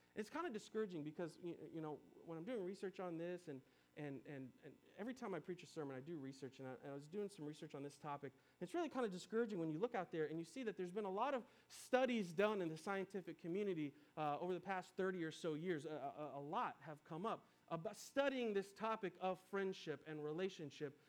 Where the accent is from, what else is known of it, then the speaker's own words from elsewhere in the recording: Nashville, Tennessee, United States; moved away as an adult; also born or lived in Antioch, Tennessee; I grew up here in Nashville, and I spent, um, I don't know, about ten years away